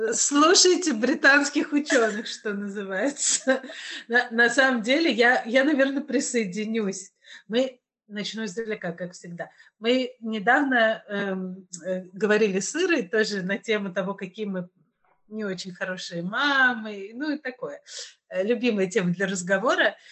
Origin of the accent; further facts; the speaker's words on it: Kazan, Tatarstan, Russia; я из Казани, ну, вполне себе Россия